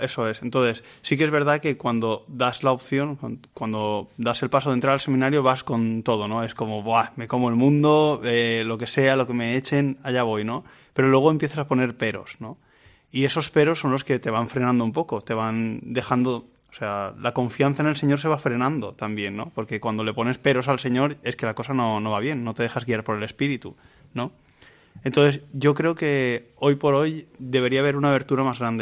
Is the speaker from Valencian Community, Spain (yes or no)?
yes; Vilamarxant, Valencian Community, Spain; Yo soy de Vilamarchant, de la parroquia Santa Catalina de Alejandría